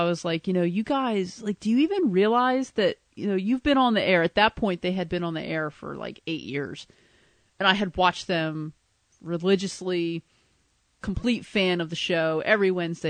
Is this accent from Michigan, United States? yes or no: no; New Jersey, United States; I was from New Jersey